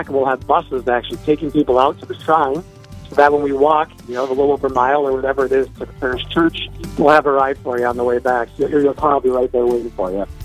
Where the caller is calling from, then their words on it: New Ulm, Minnesota, United States; So I'm calling from the Diocese of New Ulm in Minnesota